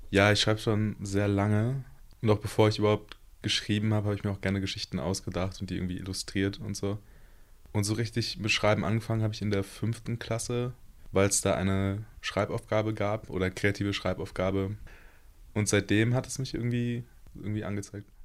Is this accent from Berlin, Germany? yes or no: yes; Berlin, Germany; ich bin 23 Jahre alt und komme aus Berlin